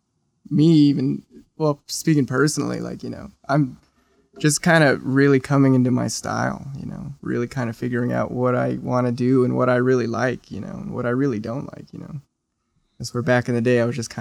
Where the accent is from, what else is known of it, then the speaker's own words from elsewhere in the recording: Santa Fe, New Mexico, United States; growing up in New Mexico or in Santa Fe